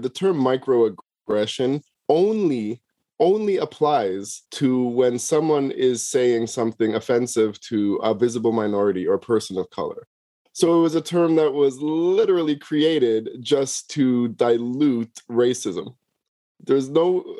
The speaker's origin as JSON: {"language": "English", "town": "Toronto", "region": "Ontario", "country": "Canada", "tie": "born or raised there", "said": "growing up in Toronto"}